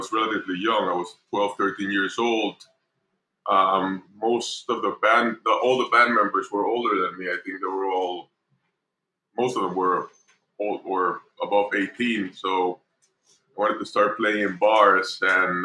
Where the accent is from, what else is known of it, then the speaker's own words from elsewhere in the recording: Panama; I was born here in Panama